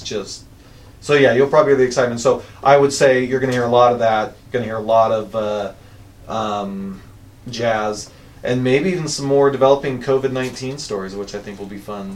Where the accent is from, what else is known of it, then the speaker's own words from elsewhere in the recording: Utah, United States; we're from Utah